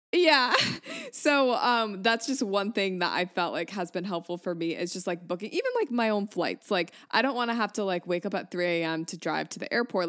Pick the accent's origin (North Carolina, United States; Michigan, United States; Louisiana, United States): Michigan, United States; moved away; also born or lived in New York; I'm from Michigan, but I lived in New York for like five years